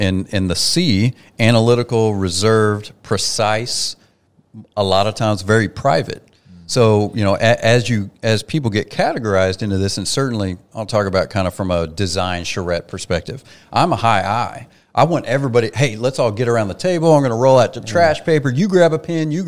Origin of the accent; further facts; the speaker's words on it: Oklahoma, United States; I'm from Oklahoma